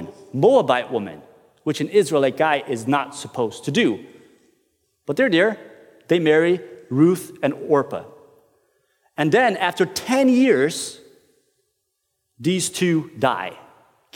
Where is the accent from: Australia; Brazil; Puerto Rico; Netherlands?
Brazil; moved away as an adult; now in Norway; I'm from Brazil, and I have been living in Norway for over a decade.